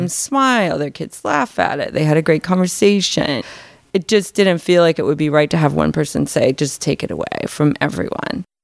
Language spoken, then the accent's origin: English; Boston, Massachusetts, United States; I was from Boston